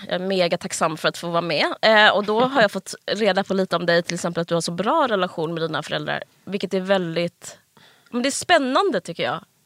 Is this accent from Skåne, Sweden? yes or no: yes; Simrishamn, Skåne, Sweden; moved away; also born or lived in Stockholm / Malmö; jag är från eh, Stockholm och sen så eh, Simrishamn, en mm. liten stad på, i Skåne. Hela alltså, skol, formativa åren gick jag där.